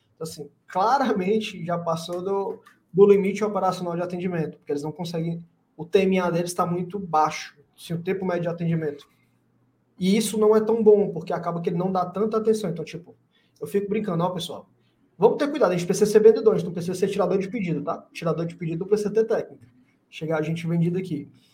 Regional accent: Fortaleza, Ceará, Brazil; aqui em Fortaleza, sou de Fortaleza, né, Ceará

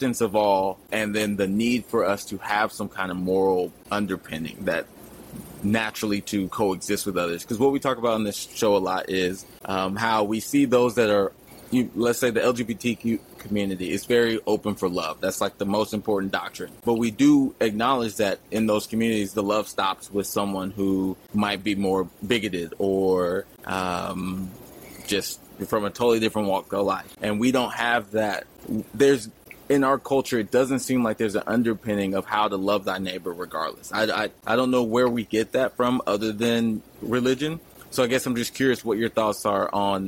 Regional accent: Texas, United States; now in California, United States; I'm from Texas, living in California

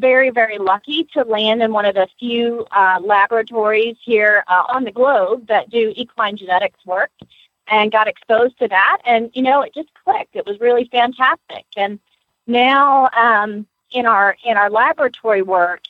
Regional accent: Lexington, Kentucky, United States; now in Gainesville, United States; I was born in Lexington

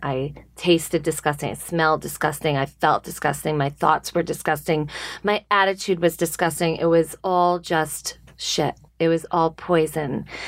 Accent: Hewlett, New York, United States; I grew up in Long Island

